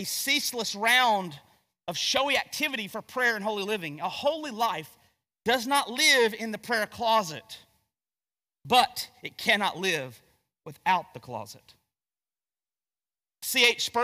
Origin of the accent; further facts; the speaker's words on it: Gastonia, North Carolina, United States; I'm from Gastonia, North Carolina